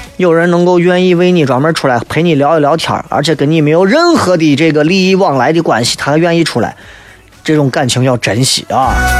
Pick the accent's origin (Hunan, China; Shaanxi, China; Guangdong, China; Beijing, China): Shaanxi, China; 咱陕西人